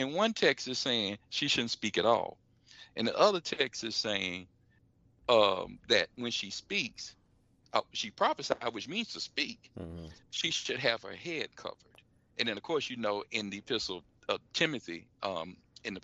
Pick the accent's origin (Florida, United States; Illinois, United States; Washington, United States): Florida, United States; I'm from the state of Florida. In my home state